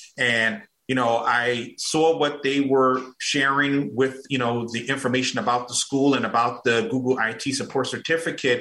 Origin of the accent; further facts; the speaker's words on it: Newark, New Jersey, United States; moved away as an adult; now in Atlanta, United States; I am originally from Newark, New Jersey, and, you know, back in 2009, I migrated to Atlanta, Georgia